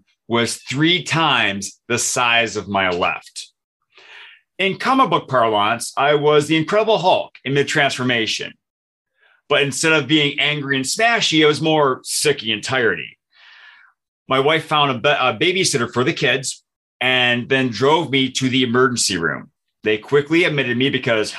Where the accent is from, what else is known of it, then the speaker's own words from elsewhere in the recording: Michigan, United States; moved away as an adult; now in Minnesota, United States; I moved from Michigan, where I grew up, to Minnesota, where I live now